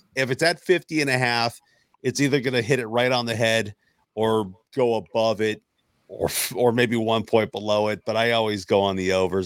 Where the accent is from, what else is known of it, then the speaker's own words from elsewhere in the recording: Seattle, Washington, United States; I grew up in Seattle.